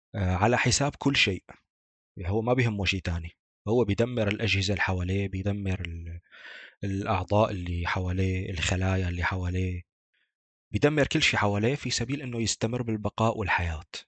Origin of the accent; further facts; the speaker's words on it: Deir ez-Zor, Deir ez-Zor Governorate, Syria; عندنا في دير الزور